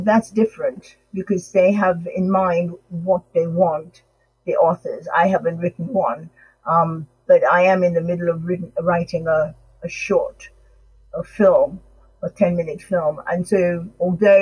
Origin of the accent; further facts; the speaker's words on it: Sierra Leone; now in England; although I was born in England, my parents were from Sierra Leone, and I grew up, I went to school in Sierra Leone